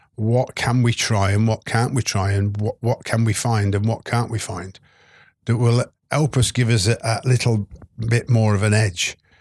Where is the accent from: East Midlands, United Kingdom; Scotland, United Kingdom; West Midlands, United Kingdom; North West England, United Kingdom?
West Midlands, United Kingdom; moved away; I was born in the Midlands